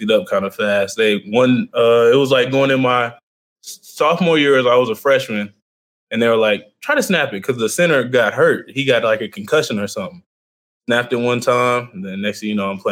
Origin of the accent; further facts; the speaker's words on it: Lake Dallas, Texas, United States; moved away as an adult; now in Edmond, United States; I'm from Lake Dallas, Texas. I went to Lake Dallas High School.